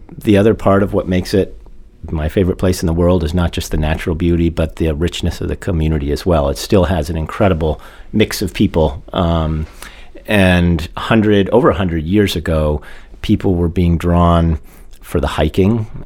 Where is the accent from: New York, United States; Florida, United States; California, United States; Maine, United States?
Maine, United States; Mount Desert Island; my parents moved our family up there when I was about 10, so I wasn't born there, but, but I grew up there. I went to grade school and high school there